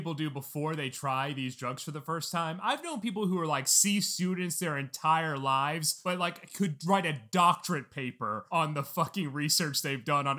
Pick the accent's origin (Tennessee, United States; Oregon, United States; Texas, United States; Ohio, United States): Tennessee, United States; Memphis; so I grew up in Memphis, Tennessee.